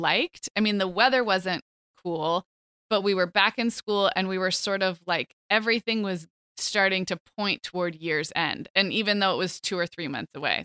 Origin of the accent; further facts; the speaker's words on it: Santa Barbara, California, United States; moved away as an adult; also born or lived in Chicago, Illinois / Scottsdale, Arizona; now in Orange County, United States; I grew up in Santa Barbara, which is, it's kind of Southern California